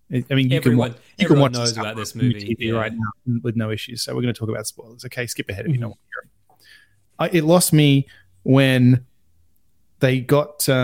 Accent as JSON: {"language": "English", "country": "Australia", "said": "I'm Australian"}